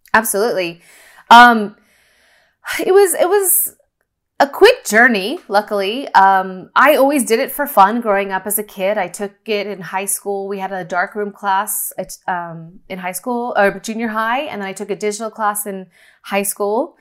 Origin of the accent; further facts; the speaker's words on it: Northern California, United States; also born or lived in Los Angeles; I grew up in California, Northern California